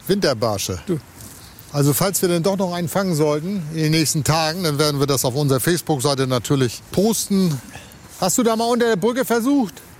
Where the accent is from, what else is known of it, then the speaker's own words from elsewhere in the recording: Lübeck, Schleswig-Holstein, Germany; in meiner Heimatstadt hier ganz in der Nähe bin ich zur Schule gegangen, am Dom.